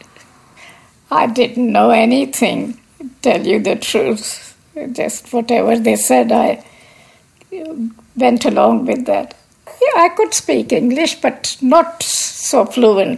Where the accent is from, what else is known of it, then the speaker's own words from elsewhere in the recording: Lahore, Punjab, Pakistan; moved away; I was born in Lahore, Pakistan. I was educated in Pakistan.